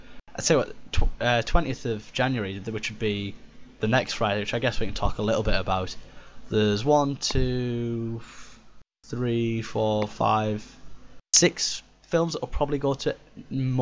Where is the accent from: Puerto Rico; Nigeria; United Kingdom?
United Kingdom; Middlesbrough, North East England; we're from Middlesbrough